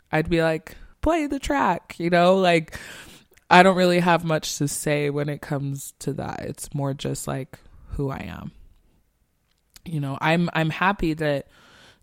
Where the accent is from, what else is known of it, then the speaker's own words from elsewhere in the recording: Salt Lake City, Utah, United States; I'm born and raised in Salt Lake